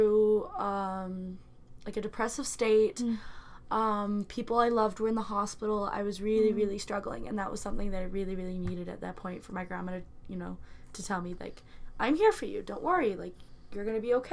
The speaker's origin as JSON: {"language": "English", "country": "Canada", "said": "We're Canadian"}